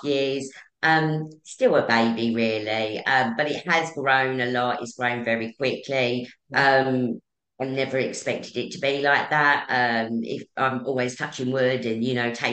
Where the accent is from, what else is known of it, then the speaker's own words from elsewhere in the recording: Essex, East of England, United Kingdom; I'm from Essex.